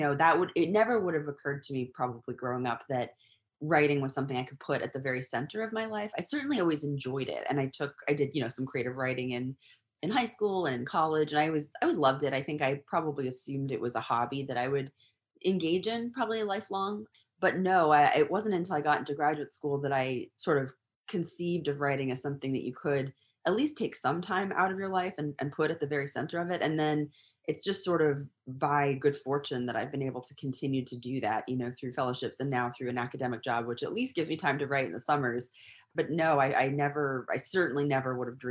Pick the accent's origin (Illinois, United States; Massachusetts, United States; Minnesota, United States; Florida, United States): Massachusetts, United States; near Boylston; moved away as an adult; also born or lived in California; now in Texas, United States; I'm originally from Massachusetts, near Boylston